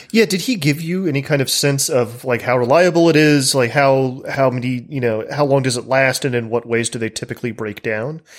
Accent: the American South, United States; an American from the South where I've, I've lived among gun culture my entire life

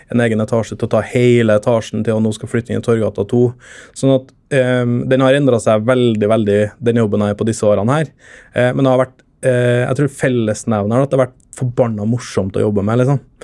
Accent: Trøndelag, Norway; moved away as an adult; now in Oslo, Norway; jeg er trønder

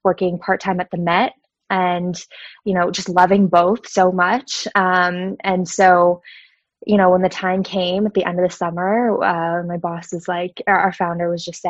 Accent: Allentown, Pennsylvania, United States; moved away as an adult; also born or lived in New York City; now in New York, United States; I grew up in Lehigh Valley in Allentown, Pennsylvania.

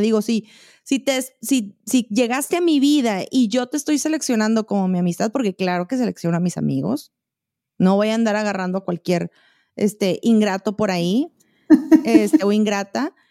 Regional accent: Monterrey, Nuevo León, Mexico; now in Chihuahua, Mexico; en Monterrey, yo siento, güey, y soy regia

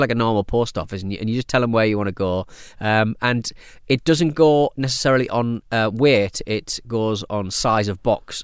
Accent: United Kingdom; as a British person

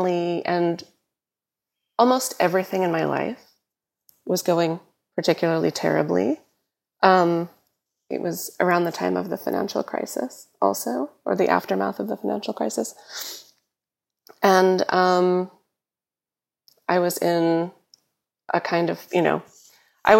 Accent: New York, United States; growing up in New York

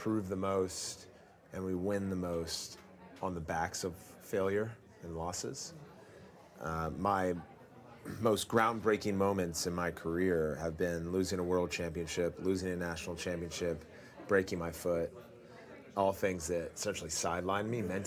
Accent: Montgomery Village, Maryland, United States; So the area I grew up in is called Montgomery Village.

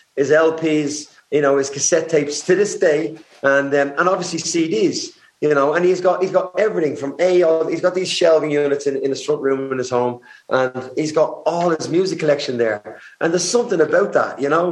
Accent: Dublin, Leinster, Ireland; growing up in Dublin

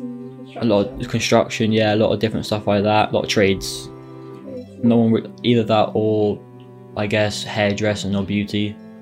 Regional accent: Swansea, Wales, United Kingdom; I was born in Swansea.

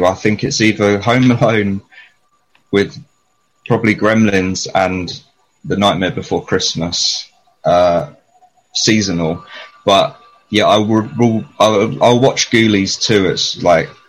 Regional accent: London, United Kingdom; I was raised in East Finchley in North London

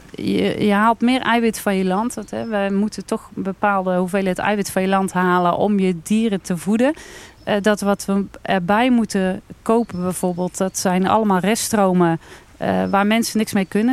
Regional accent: Wijk en Aalburg, North Brabant, Netherlands; Ik kom uit Wijk en Aalburg, gemeente Altena.

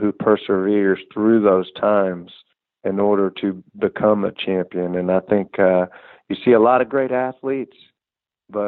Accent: Houston, Texas, United States; I grew up here outside of Houston, Texas

